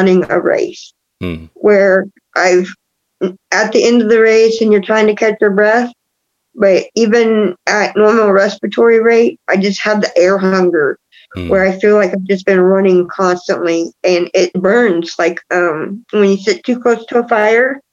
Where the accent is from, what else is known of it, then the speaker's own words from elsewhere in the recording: Texas, United States; now in Kansas, United States; my home state, Texas